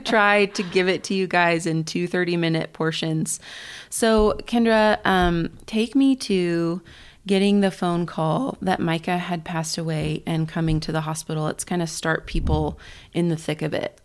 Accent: Kansas, United States; now in Colorado Springs, United States; the church that I grew up in back in Kansas

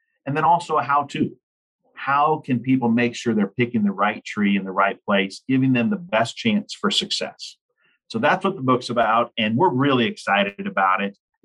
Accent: Lincoln, Nebraska, United States; I grew up in Lincoln, Nebraska, and my parents were tree planters

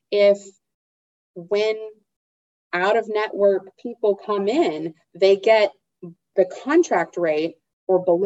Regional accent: Texas, United States; my home state of Texas

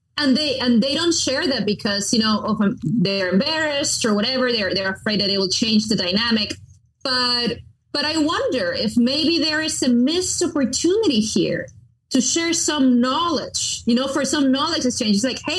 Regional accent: Miramar, Florida, United States; And their headquarters, global headquarters, were in my hometown, my tiny hometown of Miramar, Florida.

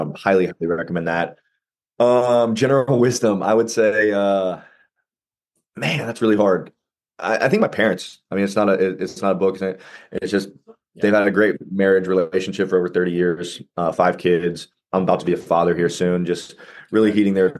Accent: Ohio, United States; I'm in Ohio. I've lived here my whole life.

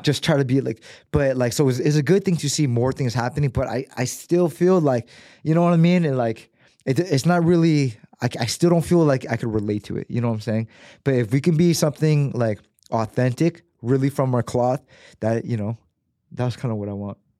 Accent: United States; growing up in America

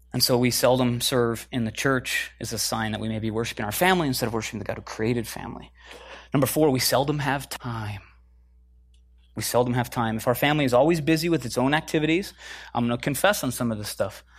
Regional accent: Midwest, United States; moved away as an adult; also born or lived in Chicago / Minneapolis; now in California, United States; I'm from the Midwest originally

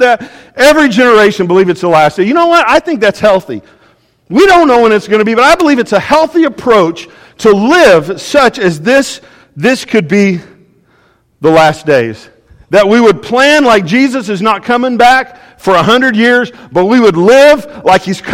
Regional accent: Oklahoma, United States; I'm from Oklahoma

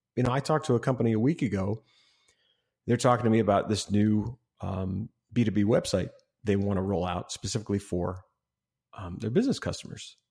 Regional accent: Ohio, United States; I grew up in Ohio

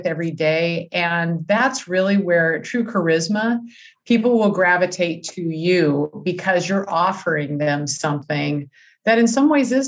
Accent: California, United States; moved away as an adult; now in Wisconsin, United States; even though I live in Wisconsin now, I was originally from California

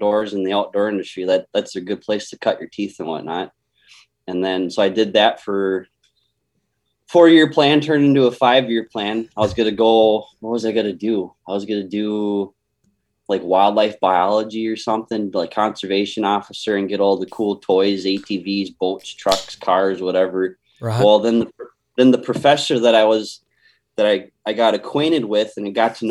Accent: Austin, Minnesota, United States; I was born and raised in Austin, Minnesota

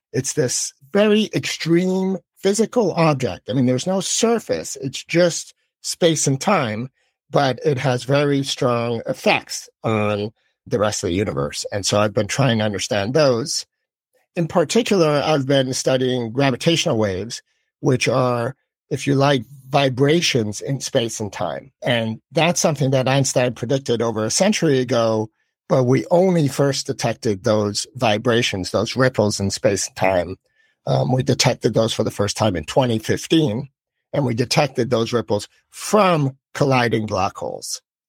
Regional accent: Philippines; And I grew up abroad. I grew up in the Philippines. And so perhaps I had a little more kind of global perspective.

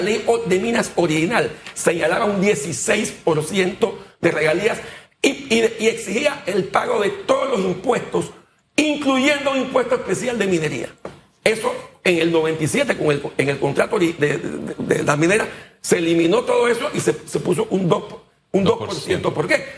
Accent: Panama; los panameños somos un poco apáticos

